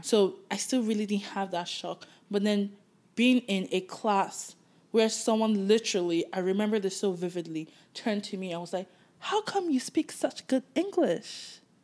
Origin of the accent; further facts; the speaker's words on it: Nigeria; moved away as an adult; now in Toronto, Canada; growing up in Nigeria